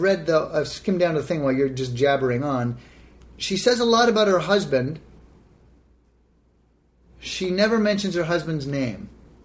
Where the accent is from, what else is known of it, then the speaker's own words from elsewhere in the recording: Canada; I'm Canadian, can't really take shots at Minnesota